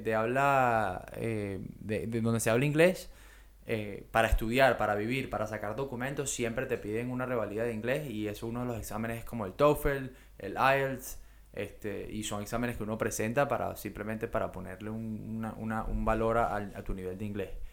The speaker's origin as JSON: {"language": "Spanish", "country": "Venezuela", "moved": "as an adult", "lives_now": "Australia", "said": "somos todos los venezolanos que estamos aquí y que llegamos aquí a trabajar"}